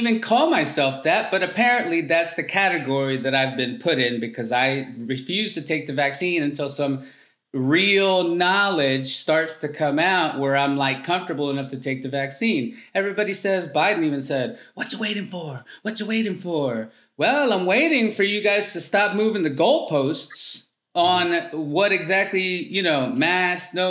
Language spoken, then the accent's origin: English; North Carolina, United States; I'm from North Carolina